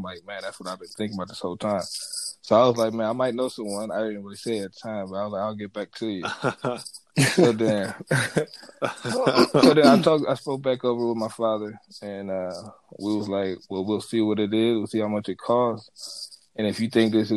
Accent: Minneapolis, Minnesota, United States; I'm from Minneapolis, Minnesota. Born and raised here, high school, went to Hopkins

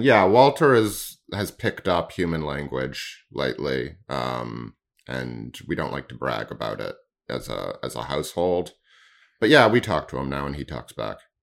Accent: Canada

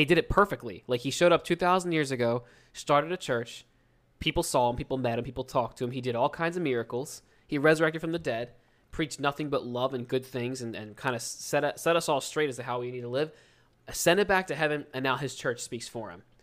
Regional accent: New Jersey, United States; accent: South Jersey Philly accent; we're from Southern New Jersey. It's like twenty, thirty minutes outside of Philadelphia, and the Philadelphia accent, those two accents are very similar and almost the same, and I never noticed it, 'cause I was, that's what I grew up speaking

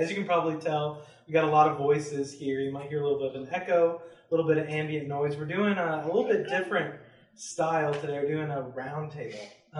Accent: upstate New York, United States; now in Kentucky, United States; I'm from upstate New York originally. Then we went to UK because my mom is from here

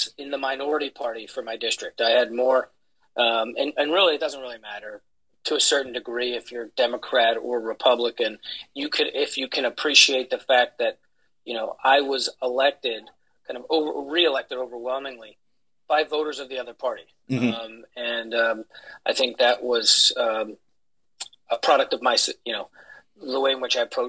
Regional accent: Pennsylvania, United States; I was elected as my one of my hometown councilmen when I was 21

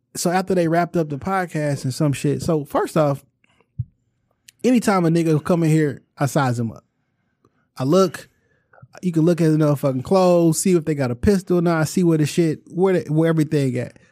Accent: Chicago, Illinois, United States; I'm a nigga from Chicago

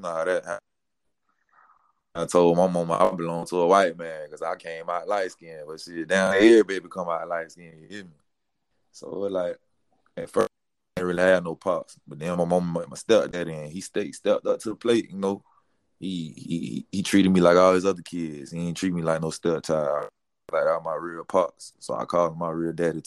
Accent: Polk County, Central Florida, United States; also born or lived in Miami, Florida; where I was really raised, that went to school, that graduated from, was Polk County, Central Florida

